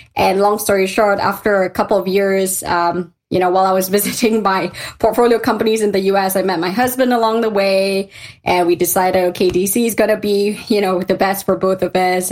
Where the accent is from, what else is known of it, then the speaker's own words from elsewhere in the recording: Malaysia; moved away as an adult; also born or lived in London; I'm a Malaysian girl at heart. I grew up in Malaysia